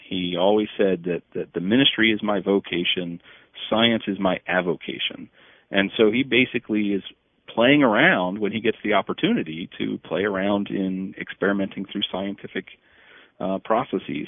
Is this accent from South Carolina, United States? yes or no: no; Northumberland, Pennsylvania, United States; I grew up in Northumberland, Pennsylvania